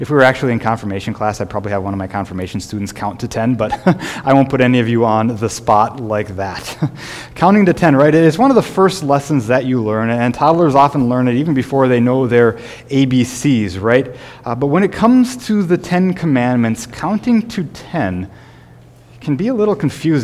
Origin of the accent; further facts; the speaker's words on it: Sioux Falls, South Dakota, United States; when I was growing up in Sioux Falls